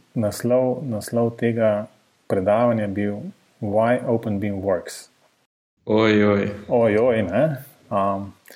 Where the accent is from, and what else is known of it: Ljubljana, Slovenia